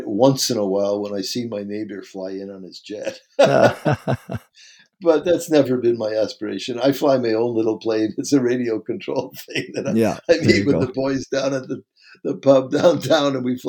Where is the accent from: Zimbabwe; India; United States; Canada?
Canada; And as a Canadian, if you move to the Bahamas, you won't be paying any tax.